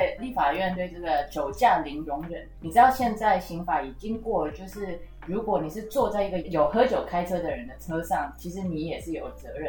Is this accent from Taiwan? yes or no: yes; Taiwan; 我们中华民国